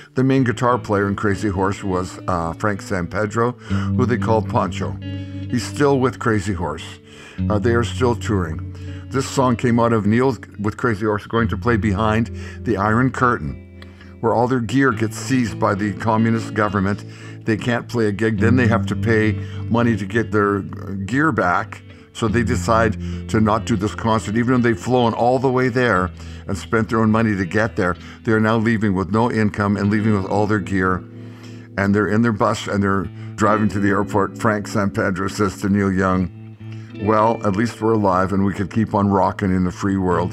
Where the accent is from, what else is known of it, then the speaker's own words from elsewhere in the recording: Winnipeg, Manitoba, Canada; growing up in Winnipeg, which is what I did, a very fortunate place to be born in the 40s